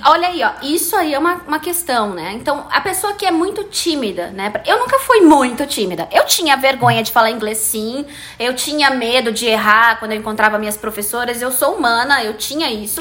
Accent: Brazil; I'm ah, Brazilian and I speak

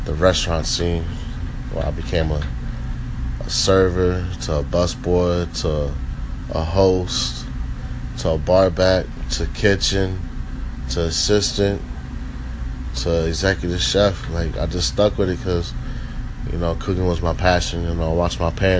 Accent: San Diego, California, United States; also born or lived in Jacksonville, Florida / El Cajon / Rancho Bernardo; I was born in Jacksonville, lived there for about a year or two. Then after that, I moved to San Diego. So I lived in El Cajon, Rancho Bernardo

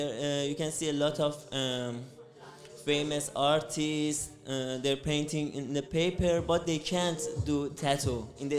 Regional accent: Iran; English is a second language; now in Budapest, Hungary; I'm from Persia. I'm from Iran.

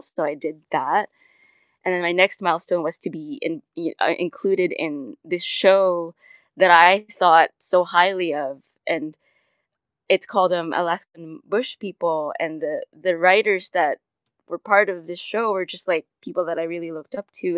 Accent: Manila, Metro Manila, Philippines; I was born and raised in Manila, Philippines.

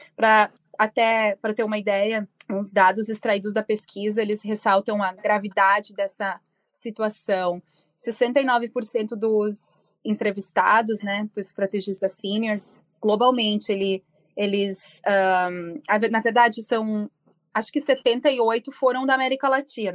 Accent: Rio Grande do Sul, Brazil; moved away as an adult; now in United States; Eu sou gaúcha, morando nos Estados Unidos há mais de 14 anos.

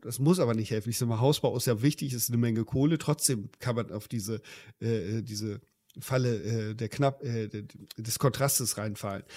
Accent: Germany

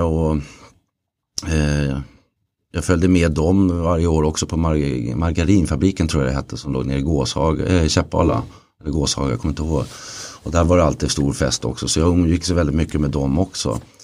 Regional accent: Stockholm area, Stockholm County, Sweden; also born or lived in Lidingö / Åkersberga / Södertälje; Jag föddes på Lidingö och flyttade ut sen till Åkersberga och sen vidare till Tälje och Rybo.

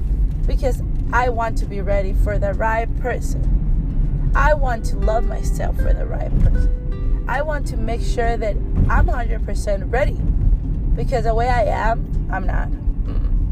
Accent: Mexico; moved away; I grew up in Mexico

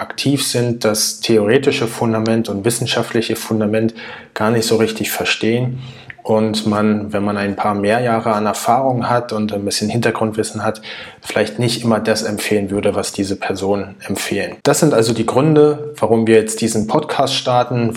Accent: Berlin, Germany; Ich bin neunzehnhundertneunundachtzig in Berlin geboren

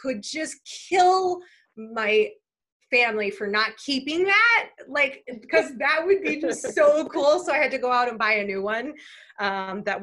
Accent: Chicago, Illinois, United States; I grew up in the city of Chicago, born and raised in the city

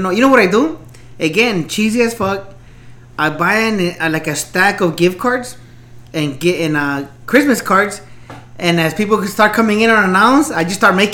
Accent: Los Angeles, California, United States; maybe because we grew up in East LA, Boyle Heights area, you know.

